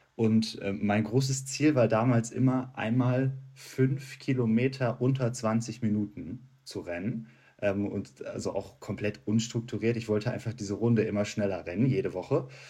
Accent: Dortmund, North Rhine-Westphalia, Germany; in Dortmund, wo ich herkomme

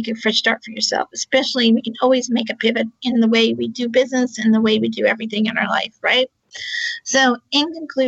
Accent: Charlottesville, Virginia, United States; I'm also from Charlottesville, Virginia, on the East Coast of the U.S.

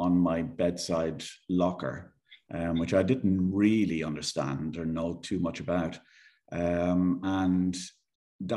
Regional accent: Ireland; accent: Irish; moved away as an adult; also born or lived in Dublin / Isle of Man / Jersey; now in Gibraltar; as you might tell from my accent, I am Irish. Grew up in Ireland, went to school in Dublin

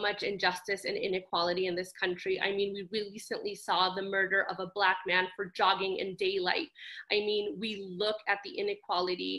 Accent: Los Angeles, California, United States; now in Nevada, United States; I was born in Los Angeles, California.

